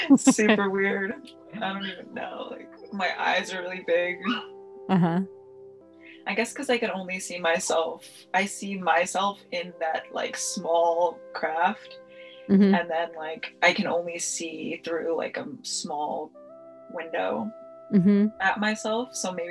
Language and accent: English; Long Beach, United States; I was actually born there.